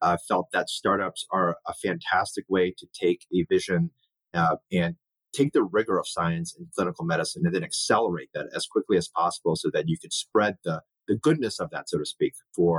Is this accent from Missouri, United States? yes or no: no; Ohio, United States; as a Chinese American, my parents immigrated here. My brother and I were the only two Asian kids in our entire high school.